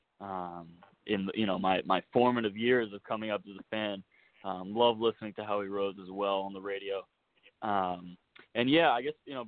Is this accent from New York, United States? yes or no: yes; New York City, New York, United States; I'm born and raised in New York City, Manhattan